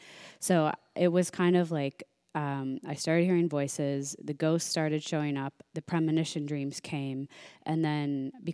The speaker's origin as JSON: {"language": "English", "region": "Midwest", "country": "United States", "tie": "born or raised there", "said": "I grew up in the Midwest, like strict Irish Catholic family, went to Catholic school my whole life."}